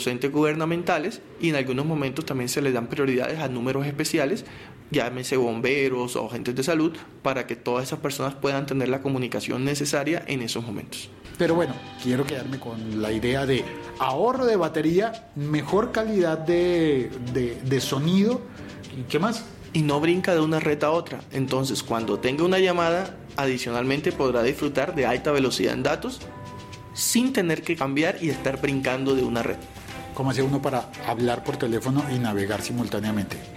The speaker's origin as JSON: {"language": "Spanish", "town": "Barranquilla", "region": "Atlántico", "country": "Colombia", "tie": "born or raised there", "said": "Yo nací en Barranquilla."}